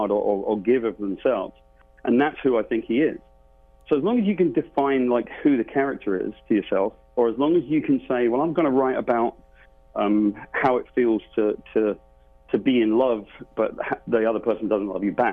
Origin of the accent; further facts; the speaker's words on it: United Kingdom; I'm from Great Britain.